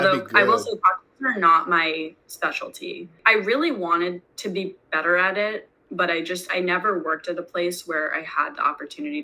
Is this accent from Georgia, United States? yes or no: no; Great Neck, New York, United States; now in New York City, United States; I grew up in Great Neck.